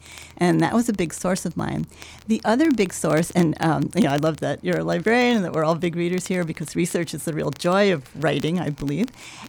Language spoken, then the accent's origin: English; Midwest, United States; I think part of Gertrude's problem was being a Midwesterner. You know, there's still scorn in New York for Chicago even, which I just find incredible. And I have been a recipient of that attitude myself.